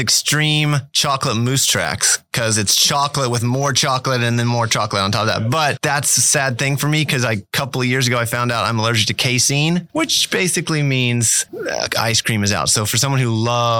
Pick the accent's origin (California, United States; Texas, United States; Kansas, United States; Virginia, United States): Kansas, United States; Fort Scott; Fort Scott.